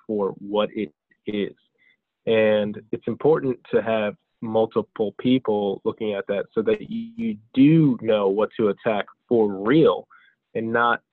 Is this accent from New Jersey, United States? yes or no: yes; New Jersey, United States; my father moved here from Bulgaria and my mother's Brazilian, but I was born here in the United States in New Jersey.